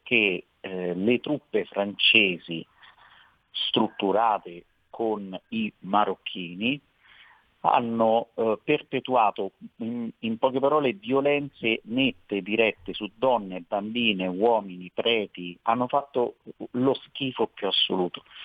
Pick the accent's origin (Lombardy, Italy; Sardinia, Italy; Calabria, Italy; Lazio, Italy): Lazio, Italy; Veroli; io sono di Veroli, voglio far notare che Veroli è nella provincia di Frosinone